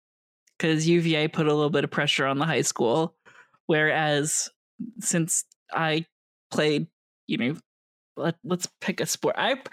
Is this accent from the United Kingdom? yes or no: no; Canada; I might be Canadian, but that doesn't mean the high school is in Canada.